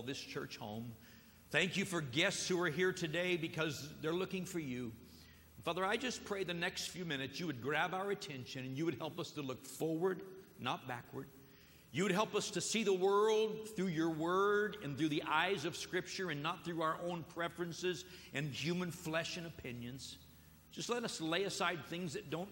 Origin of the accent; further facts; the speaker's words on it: United States; I'm an American here